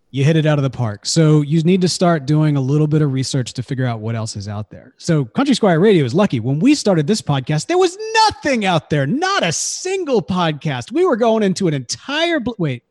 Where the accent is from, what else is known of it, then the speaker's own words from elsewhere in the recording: Jackson, Mississippi, United States; I grew up in Jackson, Mississippi